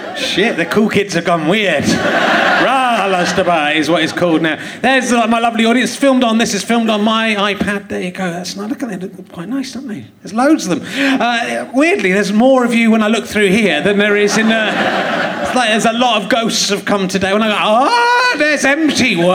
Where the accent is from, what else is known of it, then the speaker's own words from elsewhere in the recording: United Kingdom; I'm from the United Kingdom